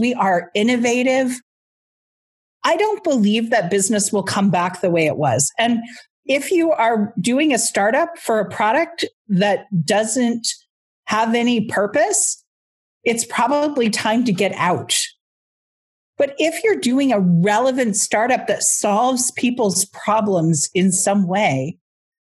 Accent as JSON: {"language": "English", "country": "United States", "moved": "yes", "lives_now": "Canada", "said": "I'm in Canada, I'm American"}